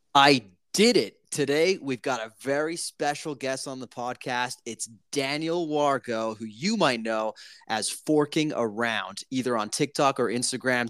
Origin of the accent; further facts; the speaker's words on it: Italy; moved away; I'm from Italy